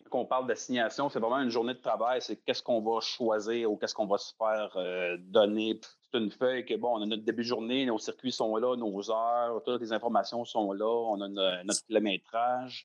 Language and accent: French; Laval, Quebec, Canada; J'ai grandi à Laval, dans le fond, je viens de Sainte-Dorothée